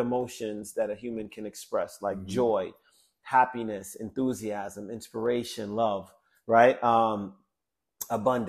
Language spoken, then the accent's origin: English; Jamaica; I'm Jamaican, man.